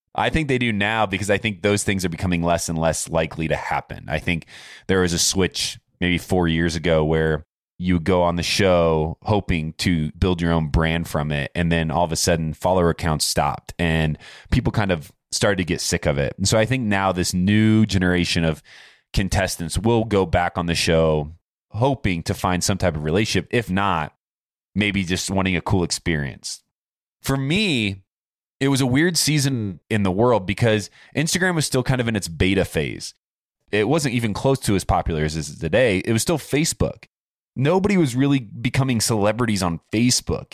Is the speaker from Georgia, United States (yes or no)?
no; Warsaw, Indiana, United States; moved away; Where I grew up in Warsaw, Indiana is the orthopedic capital of the world